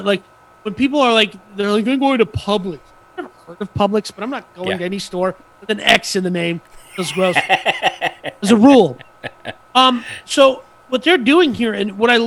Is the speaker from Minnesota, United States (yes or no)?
yes; Bloomington, Minnesota, United States; moved away; my hometown, same city as where I was born and raised